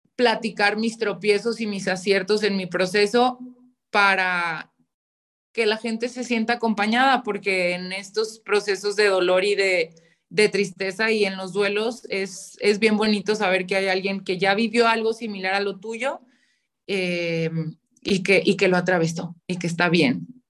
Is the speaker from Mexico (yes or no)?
yes; León, Guanajuato, Mexico; soy de León, Guanajuato